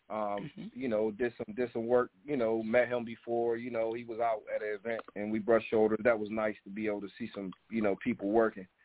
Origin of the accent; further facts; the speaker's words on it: Maryland, United States; also born or lived in Delaware; I'm originally from Maryland, man, Fredericksburg, Maryland, from a small town, area code seven five four four one zero